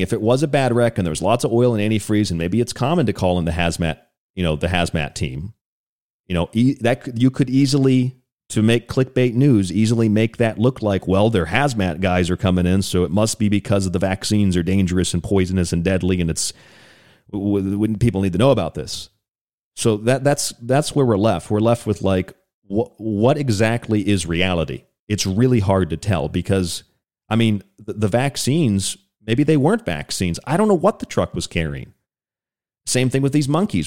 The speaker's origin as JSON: {"language": "English", "region": "Florida", "country": "United States", "also_born_or_lived": "Monongalia County, West Virginia", "moved": "yes", "lives_now": "Tucson, United States", "said": "I'm from Florida"}